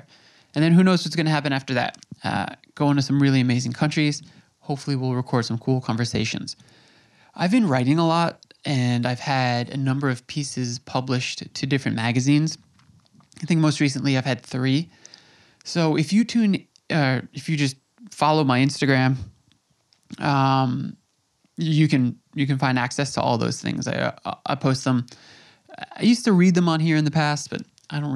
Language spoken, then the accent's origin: English; New York, United States; We're from New York